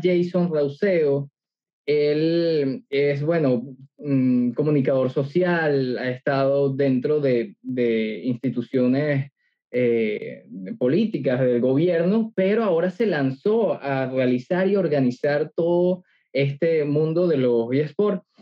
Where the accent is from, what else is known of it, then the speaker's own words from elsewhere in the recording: Venezuela; Yo soy venezolano